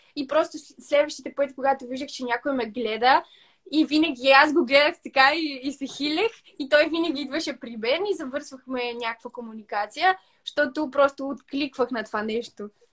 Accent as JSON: {"language": "Bulgarian", "region": "Northwestern Bulgaria", "country": "Bulgaria", "said": "ние сме от северо-запада"}